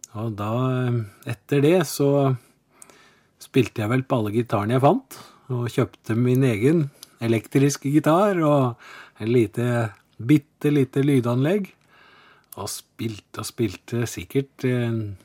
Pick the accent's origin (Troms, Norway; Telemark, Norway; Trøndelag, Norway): Telemark, Norway; Porsgrunn; moved away as an adult; also born or lived in Oslo; now in Kristiansand, Norway; jeg ble født i Porsgrunn. Jeg er telemarking. Eh, og der vokste jeg opp òg